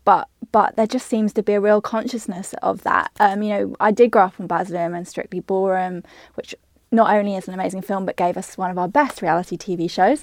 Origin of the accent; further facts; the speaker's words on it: United Kingdom; now in Australia; I'm a Brit